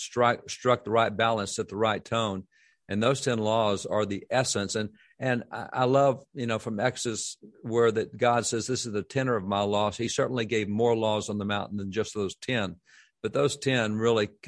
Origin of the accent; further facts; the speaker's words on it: Texas, United States; as a Texan